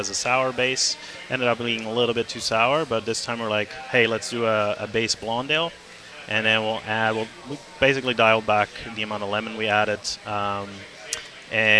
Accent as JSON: {"language": "English", "town": "Calgary", "region": "Alberta", "country": "Canada", "moved": "yes", "lives_now": "Vancouver, Canada", "said": "I'm from Calgary."}